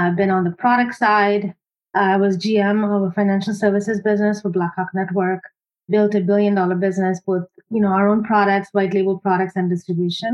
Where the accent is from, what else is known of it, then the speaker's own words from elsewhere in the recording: India; moved away as an adult; now in United States; I grew up in India.